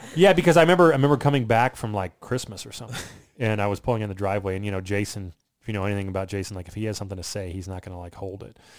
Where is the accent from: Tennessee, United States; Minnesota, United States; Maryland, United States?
Maryland, United States; Southern; now in Florida, United States; I grew up in Southern Maryland, right outside